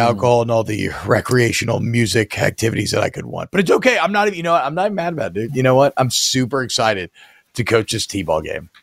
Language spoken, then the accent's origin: English; Atlanta, Georgia, United States; I grew up in Atlanta